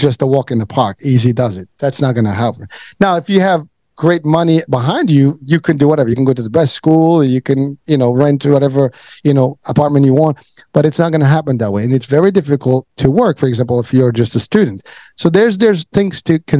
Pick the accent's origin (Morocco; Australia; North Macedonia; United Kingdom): Morocco; now in United States; I'm from Morocco